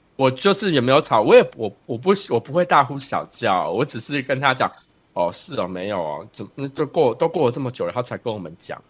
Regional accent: Taiwan; now in United States

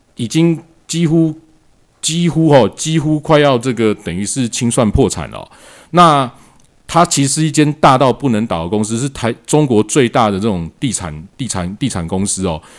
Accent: Taiwan; 我们台湾人

